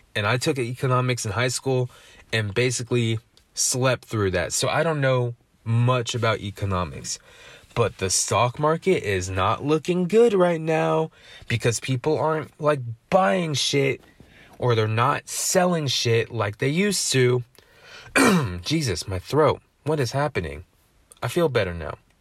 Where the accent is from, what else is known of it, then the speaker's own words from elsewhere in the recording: United States; accent: American English; first language English; I speak American English